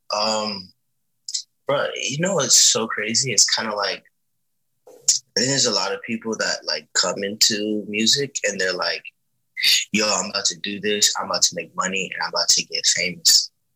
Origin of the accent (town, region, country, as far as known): Miami, Florida, United States